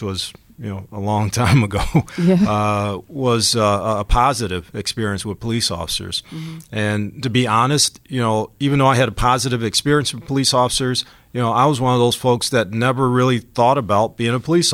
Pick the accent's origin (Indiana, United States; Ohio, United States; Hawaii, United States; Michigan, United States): Ohio, United States; Cleveland; I grew up in Glenville